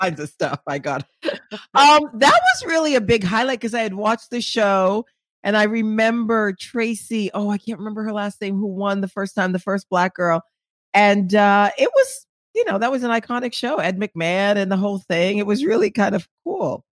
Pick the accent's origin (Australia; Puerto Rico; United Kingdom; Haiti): Haiti; moved away; I'm from Haiti